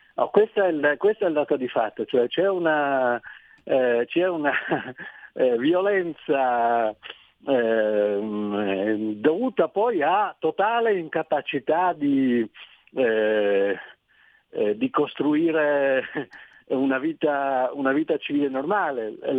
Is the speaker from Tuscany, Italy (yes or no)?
no; Trieste, Friuli-Venezia Giulia, Italy; sono di Trieste